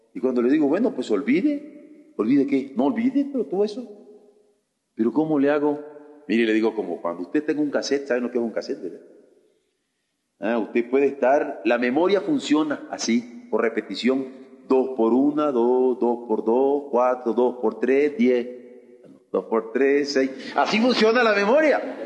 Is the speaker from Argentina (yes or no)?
no; Mexico; como mexicanos